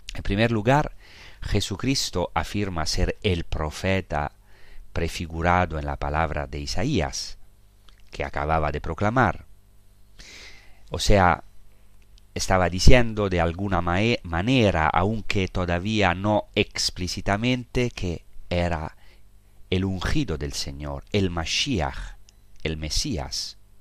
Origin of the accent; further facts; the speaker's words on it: Rome, Lazio, Italy; now in Holy Land; Yo, yo he nacido en Roma, nací a pocos kilómetros del Vaticano